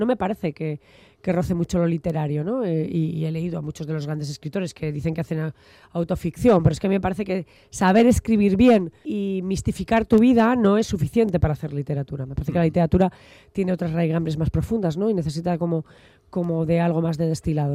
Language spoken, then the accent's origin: Spanish; Logroño, La Rioja, Spain; also born or lived in Bilbao; yo nací en Logroño